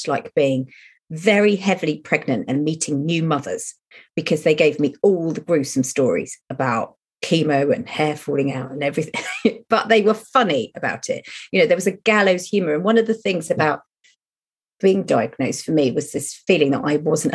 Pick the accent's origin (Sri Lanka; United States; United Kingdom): United Kingdom; we're British